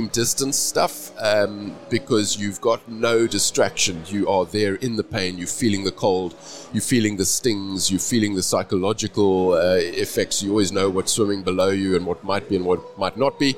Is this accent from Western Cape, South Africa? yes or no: yes; Cape Town, Western Cape, South Africa; I'm from Cape Town, South Africa